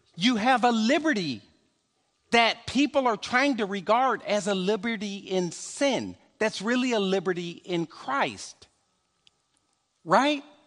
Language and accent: English; Chicago, Illinois, United States; I'm a stepper from Chicago